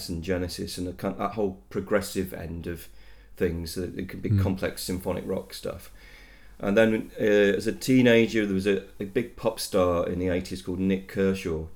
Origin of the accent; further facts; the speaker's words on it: Leicester, East Midlands, United Kingdom; I am born and bred in Leicester